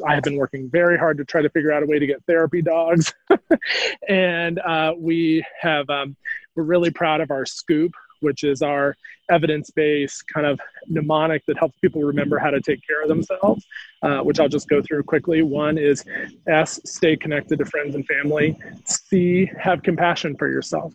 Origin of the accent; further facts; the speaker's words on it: North Carolina, United States; moved away as an adult; coming back to North Carolina was a bit about coming back to health and also coming back to my home state.